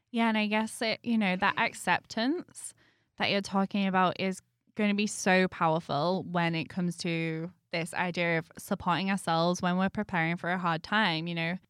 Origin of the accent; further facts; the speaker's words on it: United Kingdom; moved away; being British